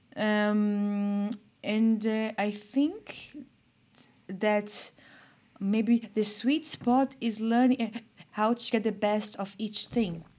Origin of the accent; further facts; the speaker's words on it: São Paulo, Brazil; moved away as an adult; also born or lived in Germany / England; I'm from Brazil, I'm from São Paulo